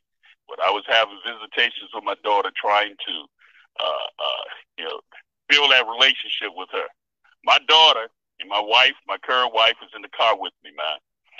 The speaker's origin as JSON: {"language": "English", "town": "Miami", "region": "Florida", "country": "United States", "tie": "born or raised there", "said": "I remember growing up in Miami, Europeans used to walk over to my parents and say, your children are so well-mannered."}